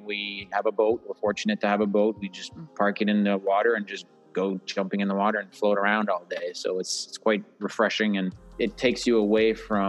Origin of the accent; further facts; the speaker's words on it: Quebec, Canada; we were from very humble background, and it's a part of Quebec, which is a province here in Canada. I'm biased, so I find it's the most beautiful province